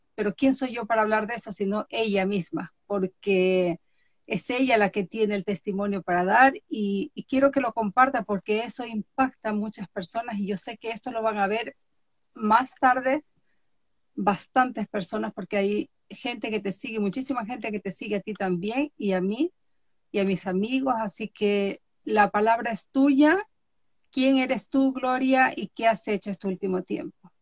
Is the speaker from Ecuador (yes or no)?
yes; Galápagos, Ecuador; soy noruega, nacida en Galápagos